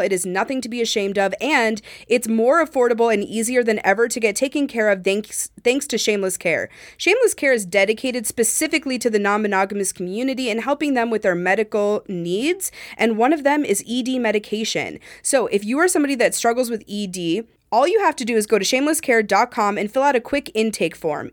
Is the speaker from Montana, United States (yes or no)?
yes; Montana, United States; I'm from Montana